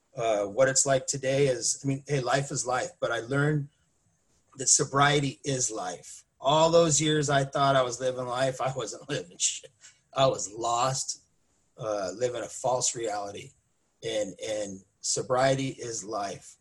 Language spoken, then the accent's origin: English; Mission Viejo, California, United States; moved away as an adult; now in Lake Elsinore, United States; I grew up in Mission Viejo. Uh, I lived there most of my life